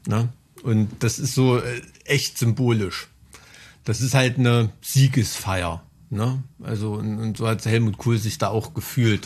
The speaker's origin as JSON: {"language": "German", "region": "East Germany", "country": "Germany", "said": "bin ich ganz oft der einzige Ossi dort"}